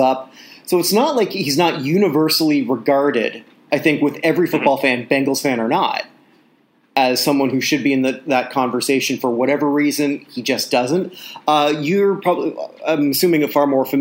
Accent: Canada; I'm a Canadian

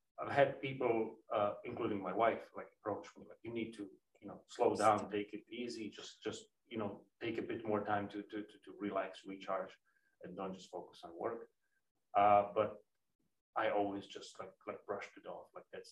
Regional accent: Slovakia; moved away as an adult; now in Amsterdam, Netherlands; I'm originally from Slovakia, where I was born and raised, went to university

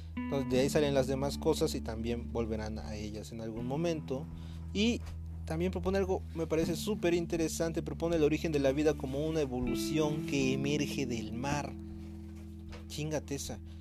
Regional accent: Veracruz, Mexico; also born or lived in Guerrero; yo soy de Veracruz, pero doy clases en Guerrero

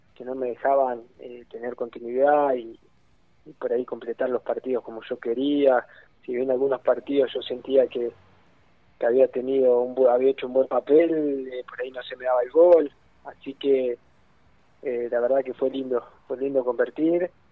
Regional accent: Argentina; yo soy de Torquen, queda acá cerca

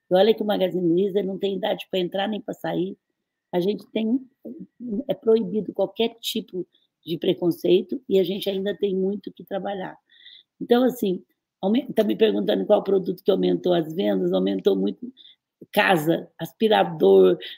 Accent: Brazil; eu, eu, eu sou do Brasil.

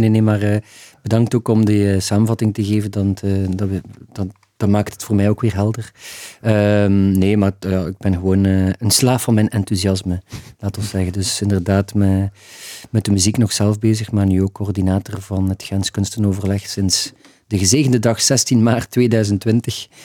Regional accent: Ghent, Flanders, Belgium; als Gentenaar

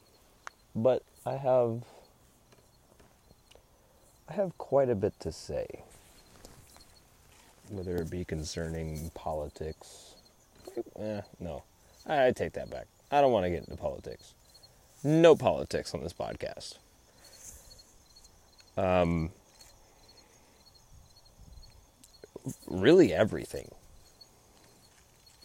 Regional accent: San Antonio, Texas, United States; now in New Braunfels, United States; I grew up in San Antonio, Texas.

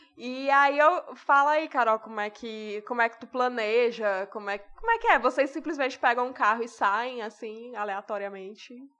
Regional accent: Ceará, Brazil; a gente é do Ceará

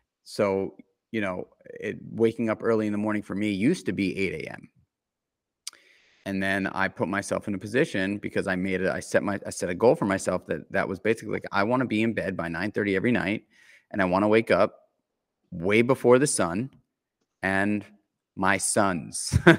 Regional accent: New York City, New York, United States; I grew up in New York City, in Manhattan, in the center of it all.

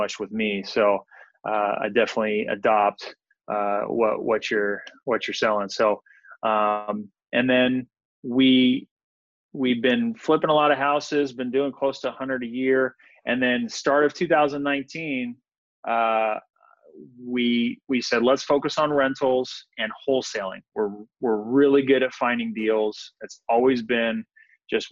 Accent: Visalia, California, United States; moved away as an adult; now in San Diego, United States; I grew up in Visalia, California

